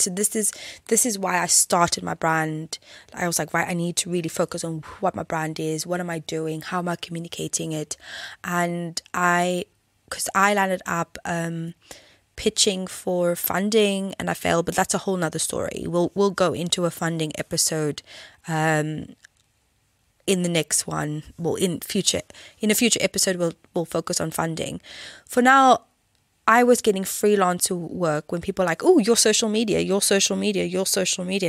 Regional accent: South Africa; when I grew up in South Africa

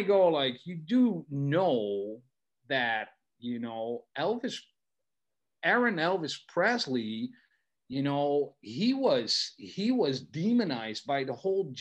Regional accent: Netherlands; first language Dutch; English is a second language; I'm from the Netherlands

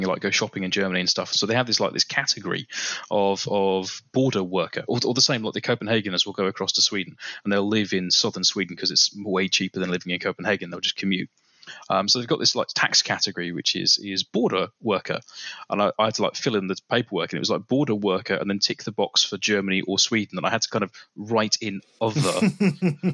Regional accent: Coventry, West Midlands, United Kingdom; accent: British; also born or lived in Ireland; now in Denmark; I'm an Irish citizen, but I grew up and went to school in Coventry.

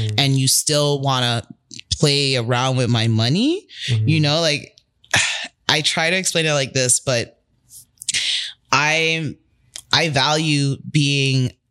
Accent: Toronto, Ontario, Canada; growing up in Rexdale, I wasn't from a bad neighborhood.

